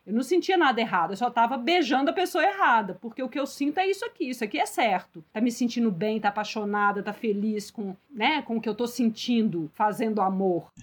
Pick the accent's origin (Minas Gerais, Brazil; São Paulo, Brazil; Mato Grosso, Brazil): Minas Gerais, Brazil; eu sou mineira